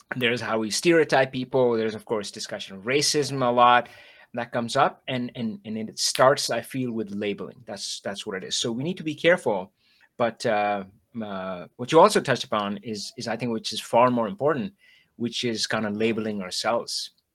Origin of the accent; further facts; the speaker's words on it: India; moved away; I grew up in India